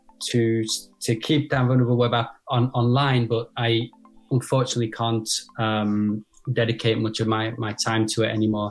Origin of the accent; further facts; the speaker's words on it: United Kingdom; now in France; I'm actually based in France myself, but I'm British